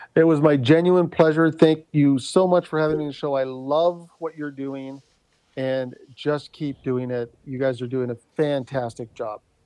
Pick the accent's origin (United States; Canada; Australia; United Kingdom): Canada; Thunder Bay, Ontario; a phrase that we grew up in Thunder Bay